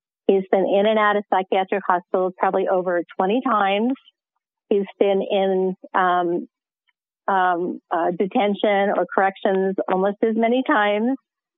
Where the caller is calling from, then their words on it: Colorado Springs, Colorado, United States; I'm calling from Colorado Springs, Colorado.